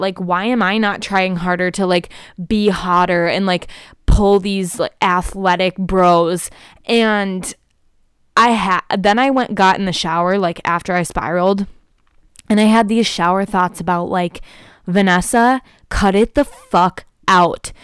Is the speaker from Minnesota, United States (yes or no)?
yes; Prior Lake, Minnesota, United States; born or raised there